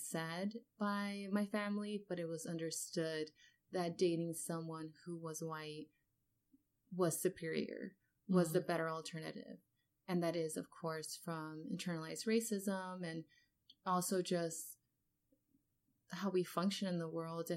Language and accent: English; Los Angeles, California, United States; moved away as an adult; also born or lived in Worcester, Massachusetts; I come from Los Angeles, where there's huge diversity